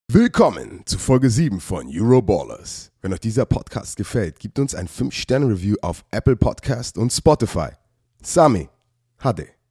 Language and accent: German; Germany; als ich in Deutschland aufgewachsen bin